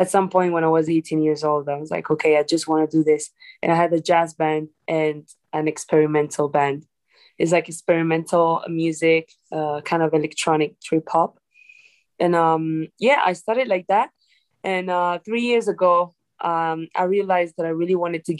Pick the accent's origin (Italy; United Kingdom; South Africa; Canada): Italy; moved away; also born or lived in Dominican Republic; I'm from Dominican Republic, and I've been raised in Italy. I grew up there